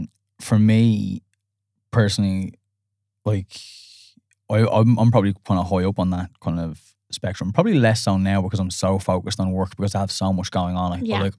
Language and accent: English; Ireland; and then because we're Irish, then we put an accent on it.